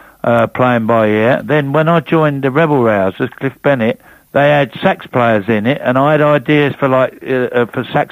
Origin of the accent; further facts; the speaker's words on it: London, United Kingdom; accent: Rockney